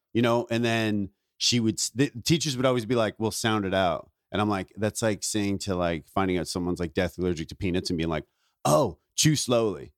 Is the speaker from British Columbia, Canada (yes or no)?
no; Ontario, Canada; moved away; also born or lived in Vancouver; I grew up in Ontario, but I started comedy in Vancouver.